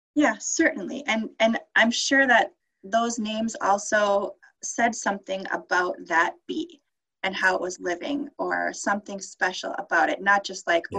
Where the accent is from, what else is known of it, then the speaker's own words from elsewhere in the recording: Minneapolis, Minnesota, United States; moved away as an adult; also born or lived in Bemidji, Minnesota; I grew up in South Minneapolis